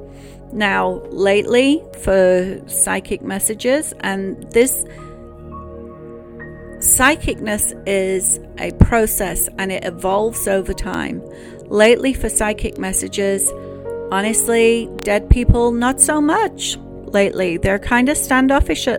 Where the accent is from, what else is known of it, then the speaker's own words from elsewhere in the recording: England, United Kingdom; now in United States; growing up in England